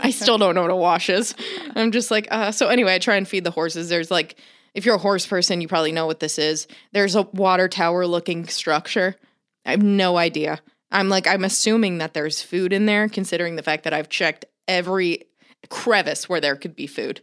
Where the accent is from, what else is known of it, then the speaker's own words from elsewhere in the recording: Florida, United States; I grew up in Florida